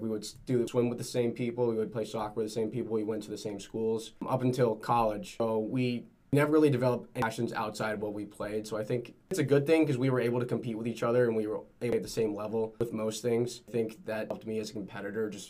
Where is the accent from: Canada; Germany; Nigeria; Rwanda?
Canada; Vancouver, British Columbia; also born or lived in China; now in Hartford, United States; I was born and raised in Vancouver with a twin brother, Martin